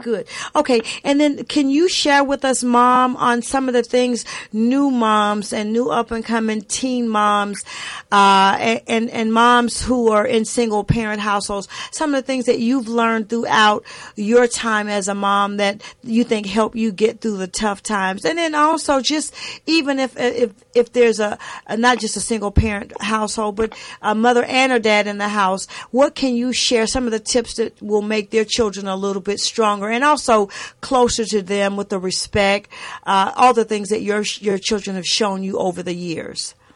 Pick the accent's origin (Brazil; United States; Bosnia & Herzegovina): United States; the South; I was raised in the South